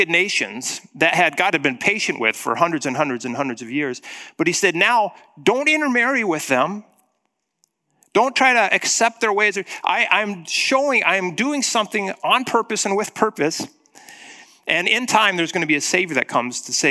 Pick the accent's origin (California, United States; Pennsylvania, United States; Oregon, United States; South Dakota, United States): South Dakota, United States; Black Hills of; growing up in the Black Hills of South Dakota